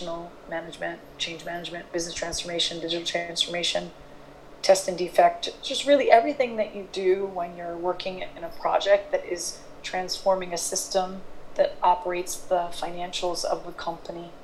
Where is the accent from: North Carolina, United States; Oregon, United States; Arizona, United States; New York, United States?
New York, United States; New York City; also born or lived in London; I am from New York City